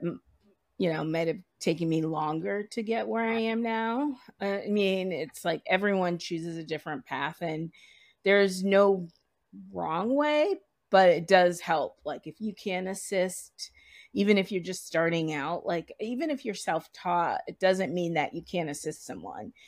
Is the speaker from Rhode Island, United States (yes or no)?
yes; Providence, Rhode Island, United States; moved away as an adult; now in New York, United States; I am originally from Providence, Rhode Island, and, uh, grew up there.